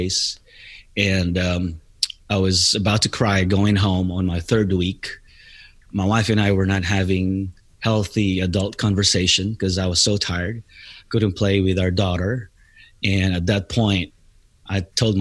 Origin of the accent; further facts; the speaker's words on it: Philippines; moved away as an adult; now in United States; I'm originally from the Philippines. I came here in the United States back in September of 1997.